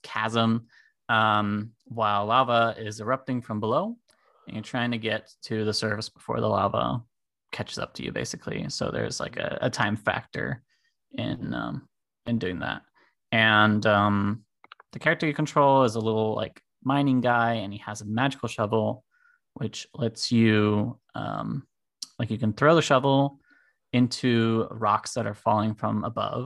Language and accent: English; Germany; now in California, United States; I'm from Germany originally. Currently living in California. I'm half German, half American. So I'm also like bilingual